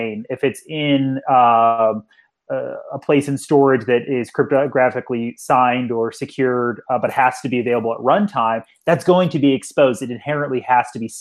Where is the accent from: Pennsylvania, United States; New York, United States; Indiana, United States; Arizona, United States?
Pennsylvania, United States; Pittsburgh; I'm from Pittsburgh